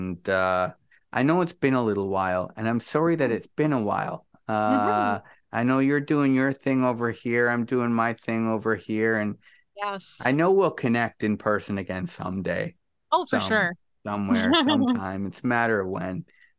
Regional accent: Niagara, Ontario, Canada; it just is different when it's in your, you know, we're all from Niagara.

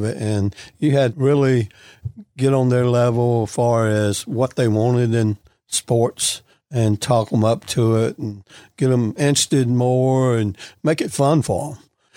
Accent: Gulfport, Mississippi, United States; also born or lived in Ocala, Florida; I grew up right here in Gulfport.

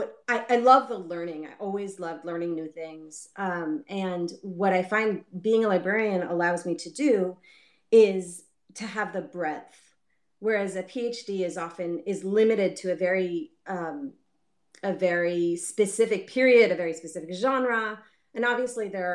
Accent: Baltimore, Maryland, United States; I grew up in Baltimore

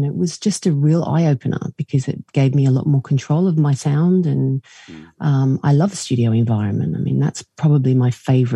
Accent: Australia; now in United Kingdom; I'm from Australia originally

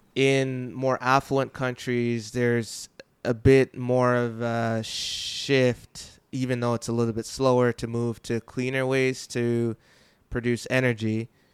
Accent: Jamaica; I'm from Jamaica, and we did often have droughts

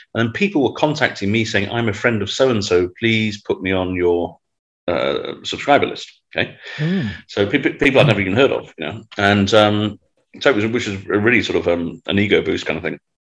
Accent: Manchester, North West England, United Kingdom; moved away; I'm you know from Manchester.

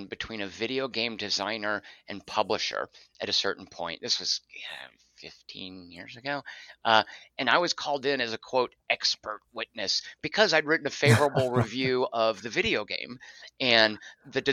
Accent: Arkansas, United States; moved away as an adult; now in Los Angeles, United States; I moved back to my home state of Arkansas and did community theater in Little Rock.

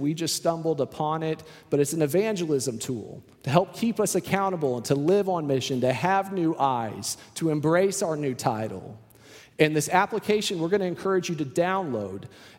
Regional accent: Houston, Texas, United States; now in Austin, United States; I came from Houston, which is a completely different city. Houston, I remember there were lights everywhere, street lights, highway lights, just lights everywhere. You couldn't find a dark corner in Houston, Texas, it felt like.

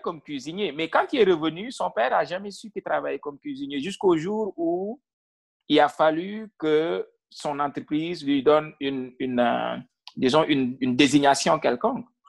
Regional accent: Senegal; moved away as an adult; now in Ontario, Canada; moi, je suis originaire du Sine

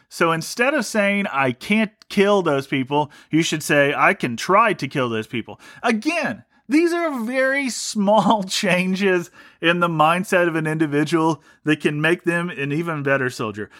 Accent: Ohio, United States; I grew up in Ohio

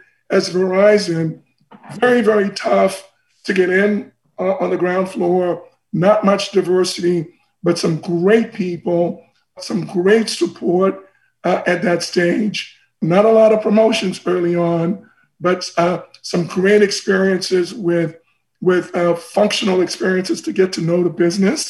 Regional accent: Port-au-Prince, Ouest, Haiti; also born or lived in Boston, United States / Paris, France; now in United States; I'm from Haiti originally. I was born in a town called Port-au-Prince

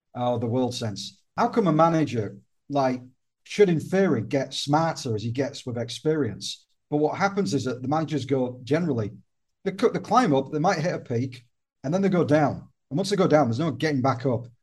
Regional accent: the north of England, United Kingdom; now in Malta; I'm Northern English

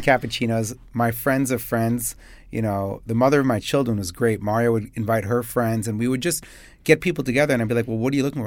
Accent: Chicago, Illinois, United States; moved away as an adult; now in Dubai, United Arab Emirates; I'm from Chicago

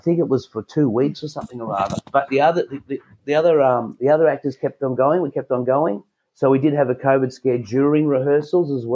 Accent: Australia; being an Australian

